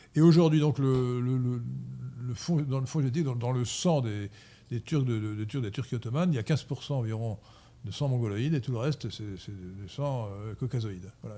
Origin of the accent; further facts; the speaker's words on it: France; now in Versailles, France; en tant que Français